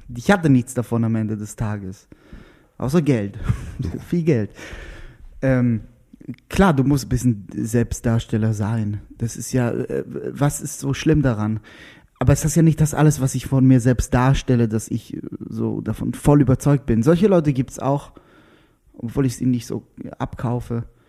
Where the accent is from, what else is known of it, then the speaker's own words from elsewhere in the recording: Israel; German is a second language; also born or lived in Lauchau, Germany; now in Berlin, Germany; Dann war ich Israeli, dann war ich auch noch Jude.